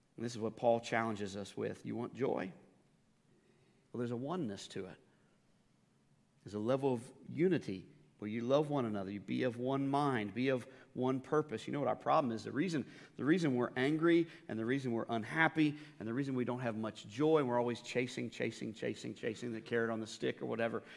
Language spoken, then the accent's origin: English; United States; as an American